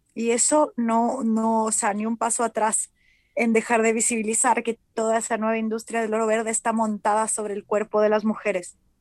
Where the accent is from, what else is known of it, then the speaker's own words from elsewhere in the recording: Mexico; como mujer mexicana